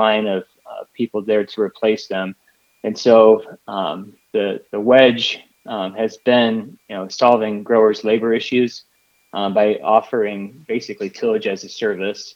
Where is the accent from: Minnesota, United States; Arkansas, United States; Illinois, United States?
Illinois, United States; Rochelle; moved away as an adult; now in California, United States; born and raised in the Midwest in northern Illinois, just outside of Rochelle